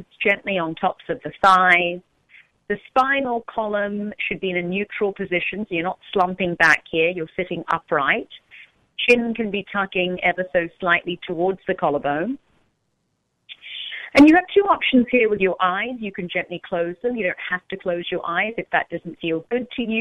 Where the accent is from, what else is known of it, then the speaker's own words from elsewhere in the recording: London, United Kingdom; now in Orange County, United States; I'm actually from London